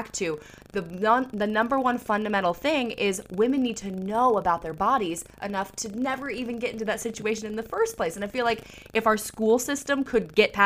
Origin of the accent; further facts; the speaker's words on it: the South, United States; I grew up in the South